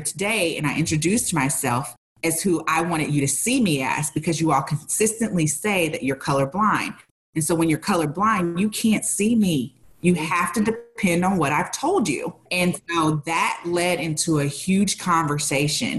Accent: St. Louis, Missouri, United States; I'm from the Midwest. I grew up in St. Louis

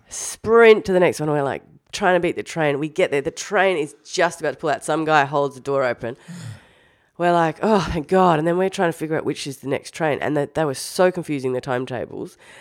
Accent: Australia

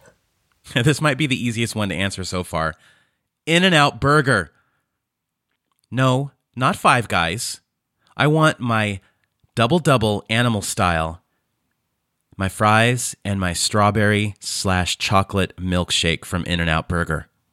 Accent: Fresno, California, United States; moved away as an adult; now in Croatia; I was born and raised in Fresno, California.

